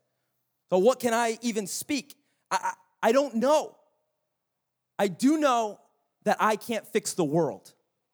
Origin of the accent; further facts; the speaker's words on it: United States; being an American